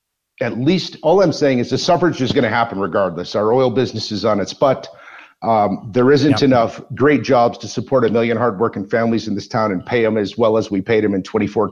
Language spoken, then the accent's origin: English; Wisconsin, United States; I grew up in Wisconsin, which is a farm community